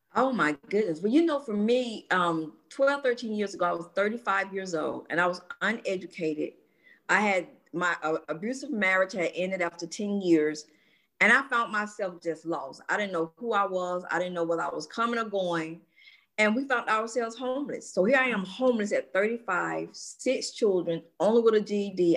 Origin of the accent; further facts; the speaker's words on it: Atlanta, Georgia, United States; born and raised in Atlanta, Georgia